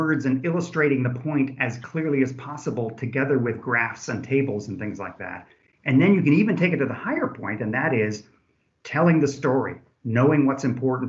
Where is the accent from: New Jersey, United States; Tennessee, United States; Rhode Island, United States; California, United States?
California, United States; moved away as an adult; now in Germany; I am from California. However, I've been in Germany since 1986, came over to do my postdoc